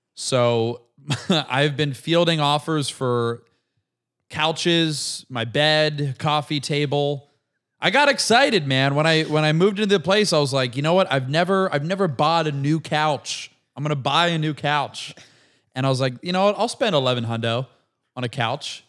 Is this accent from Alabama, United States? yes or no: no; Brandon, Florida, United States; moved away; also born or lived in Tampa, Florida; I'm from Brandon, Florida